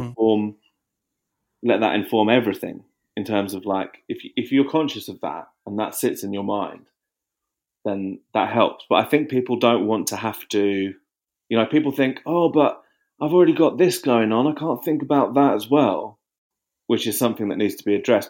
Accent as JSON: {"language": "English", "town": "Watford", "region": "East of England", "country": "United Kingdom", "tie": "born or raised there", "moved": "yes", "lives_now": "Margate, United Kingdom", "said": "when I was growing up in Watford"}